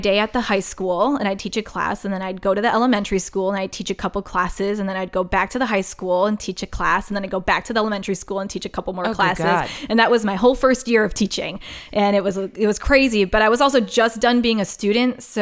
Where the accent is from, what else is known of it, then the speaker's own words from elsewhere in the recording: Wisconsin, United States; I'm from Wisconsin